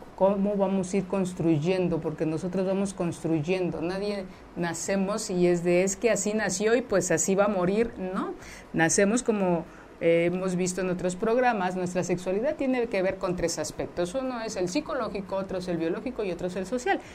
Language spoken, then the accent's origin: Spanish; Mexico; nuestra cultura como mexicanos, como mexicanas